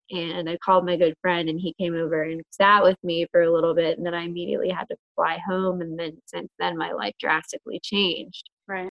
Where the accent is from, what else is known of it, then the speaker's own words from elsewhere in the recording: Butler, Pennsylvania, United States; moved away as an adult; also born or lived in New York City; now in Pittsburgh, United States; I was born and raised in Butler, PA